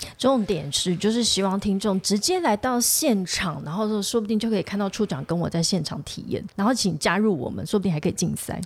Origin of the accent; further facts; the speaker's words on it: Tainan, Taiwan; 我是台南人